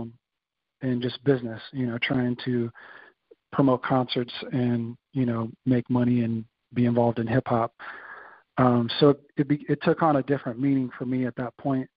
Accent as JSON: {"language": "English", "area": "Bay Area", "region": "California", "country": "United States", "tie": "born or raised there", "also_born_or_lived": "Indianapolis", "moved": "yes", "lives_now": "San Diego, United States", "said": "growing up in the Bay Area"}